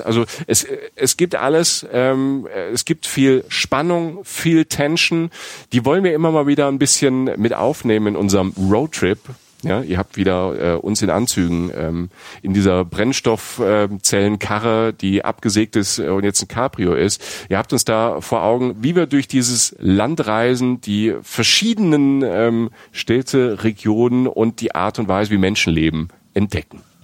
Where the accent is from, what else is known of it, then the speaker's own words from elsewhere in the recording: Rhineland-Palatinate, Germany; accent: Palatine; first language Palatine German; in der Pfalz, in, äh, in meiner Heimat